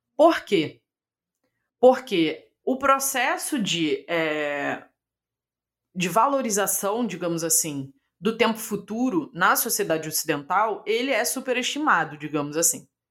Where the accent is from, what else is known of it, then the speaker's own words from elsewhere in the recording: Brazil; accent: abrasileirado (Brazilian); eu vou ler com meu sotaque aqui maravilhoso abrasileirado